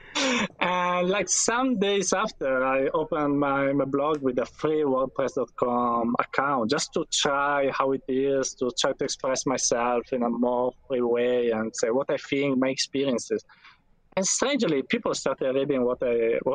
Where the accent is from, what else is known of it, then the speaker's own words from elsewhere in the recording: Turin, Piedmont, Italy; I'm from Italy, from Turin, that is in the northwest from Italy, of Italy